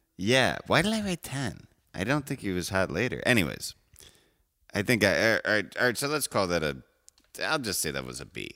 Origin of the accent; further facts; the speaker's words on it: Evanston, Illinois, United States; I'm from Evanston. I'm not from Chicago.